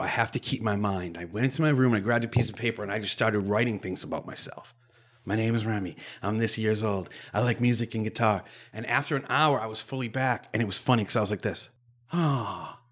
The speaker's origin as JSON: {"language": "English", "area": "Cape Cod", "region": "Massachusetts", "country": "United States", "tie": "born or raised there", "said": "I grew up on the Cape"}